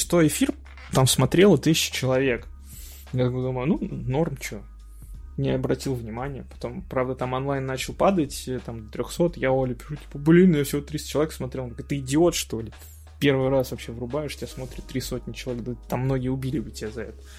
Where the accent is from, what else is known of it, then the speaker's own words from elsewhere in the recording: Saint Petersburg, Russia; Я из Санкт-Петербурга